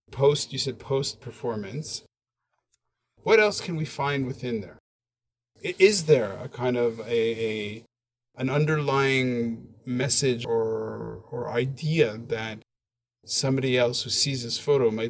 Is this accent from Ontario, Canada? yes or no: no; Montreal, Quebec, Canada; now in Hong Kong, China; when I f- first came to Hong Kong, I was pretty like a lot of the culture shock was that I came from Montreal, which is super creative and super its a space where you can really express yourself.